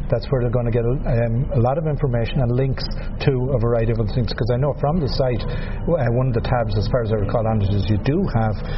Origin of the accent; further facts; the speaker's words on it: Canada; also born or lived in Ireland; I'm both Irish and Canadian.